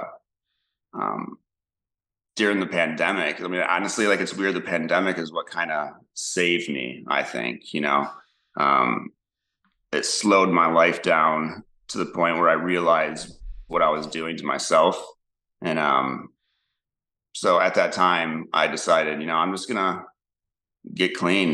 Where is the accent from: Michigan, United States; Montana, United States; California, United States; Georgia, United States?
Michigan, United States; Flint; I'm from Flint, Michigan. So that's where I'm originally from